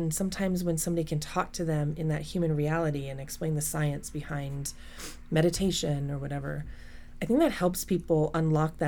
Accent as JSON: {"language": "English", "town": "Colorado Springs", "region": "Colorado", "country": "United States", "tie": "born or raised there", "said": "I was raised in Colorado Springs, Colorado, and in a very military culture"}